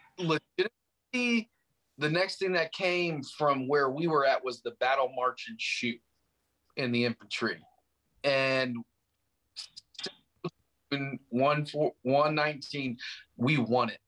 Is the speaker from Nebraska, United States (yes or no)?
yes; Nebraska, United States; moved away as an adult; also born or lived in California; I was raised in Nebraska, and it wasn't a good childhood